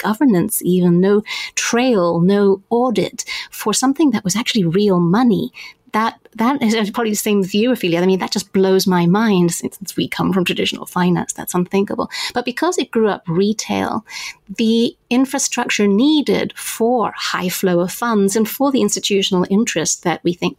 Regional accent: Zambia; I grew up in Zambia

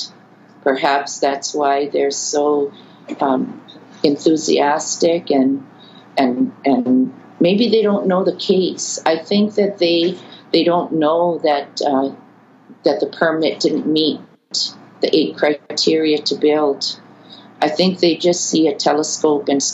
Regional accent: Waimea, Hawaii, United States; I know Mauna Kea intimately because I was raised on her slopes

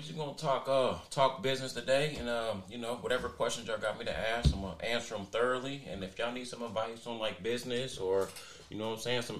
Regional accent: Dayton, Ohio, United States; I am from Dayton, Ohio, born and raised. Graduated from Trotwood in 2010, but I did go to Centerville for a couple years. So, I am born and raised in Dayton, Ohio.

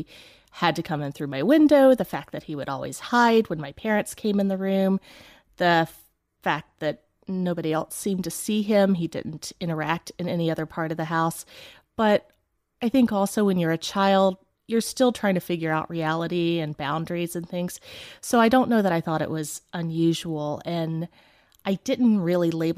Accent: northeast Tennessee, United States; also born or lived in Chicago; now in Atlanta, United States; I grew up in a small town in northeast Tennessee in the Appalachian Mountains

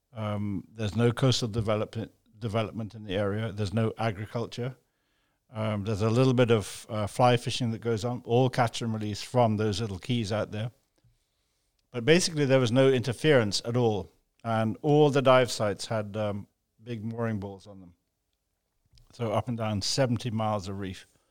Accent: Jamaica; now in Grand Cayman, Cayman Islands; where I grew up in Jamaica

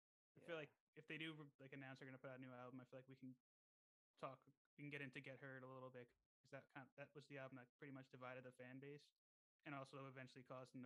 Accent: New Jersey, United States; Born and raised in Central.

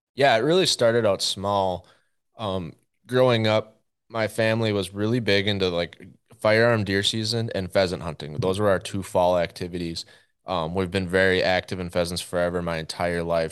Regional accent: central Minnesota, United States; moved away as an adult; also born or lived in North Dakota; I grew up in Minnesota, central Minnesota, with a pretty traditional hunting and fishing family

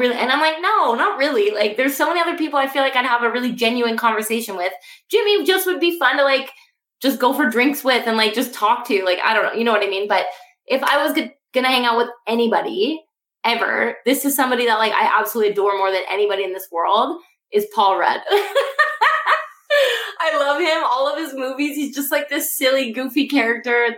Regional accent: Canada; I am from Canada

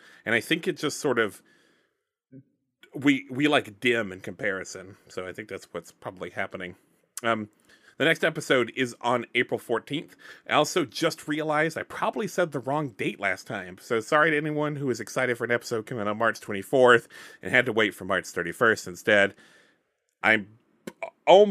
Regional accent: Alabama, United States; I'm from Alabama

